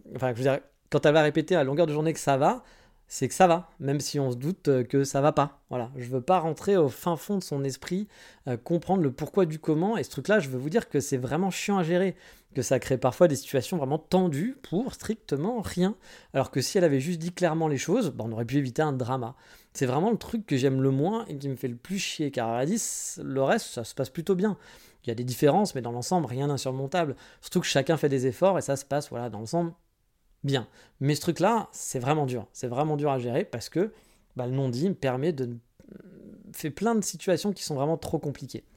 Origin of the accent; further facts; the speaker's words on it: France; now in Japan; je suis français